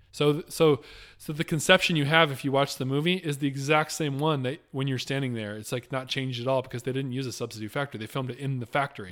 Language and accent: English; Michigan, United States; moved away; the church I grew up going to in Michigan